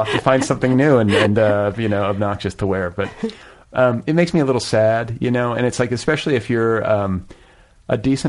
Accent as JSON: {"language": "English", "region": "Wisconsin", "country": "United States", "tie": "born or raised there", "said": "I grew up in Wisconsin."}